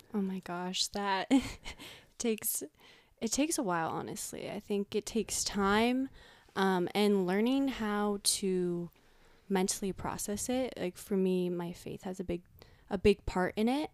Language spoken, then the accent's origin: English; Marin County, California, United States; growing up in Marin County